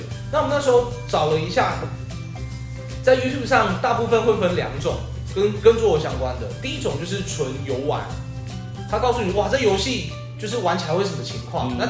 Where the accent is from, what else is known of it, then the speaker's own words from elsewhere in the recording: Taichung, Taiwan; 哎，台中人土生土长，台中人没有出去过，